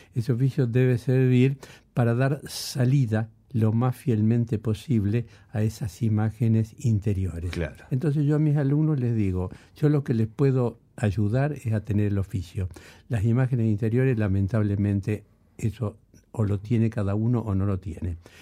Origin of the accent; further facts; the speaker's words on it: Rosario, Santa Fe, Argentina; primero yo pensé como músico rosarino, después pensé como músico argentino